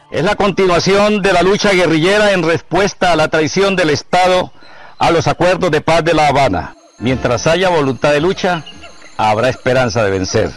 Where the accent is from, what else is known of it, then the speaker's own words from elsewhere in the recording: Colombia; yo como colombiano